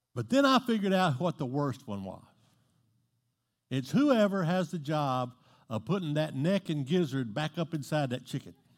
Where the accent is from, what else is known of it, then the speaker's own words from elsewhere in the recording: Southeast Texas, United States; I'm from Southeast Texas.